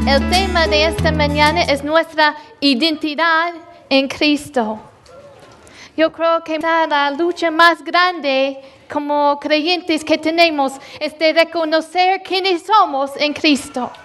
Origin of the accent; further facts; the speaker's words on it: Louisville, Mississippi, United States; moved away; yo nací en, en Louisville, Mississippi. Un, uh, yo sé que un pueblo tan chiquito. Y el lugar donde yo vivía era, no era un, ni un pueblo, nada más unas casas.